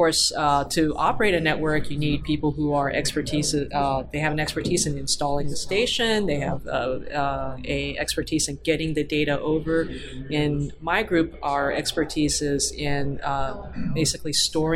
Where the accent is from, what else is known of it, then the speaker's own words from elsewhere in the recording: California, United States; I'm from California, and I missed California